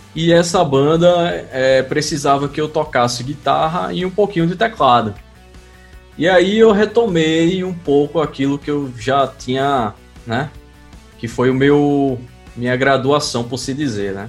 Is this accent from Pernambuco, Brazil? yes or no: yes; Recife, Pernambuco, Brazil; lá em Pernambuco, de onde eu sou, em Recife